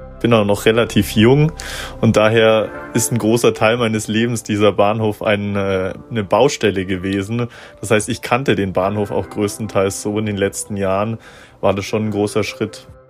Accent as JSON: {"language": "German", "town": "Augsburg", "region": "Bavaria", "country": "Germany", "tie": "born or raised there", "said": "ich bin gebürtiger Augsburger"}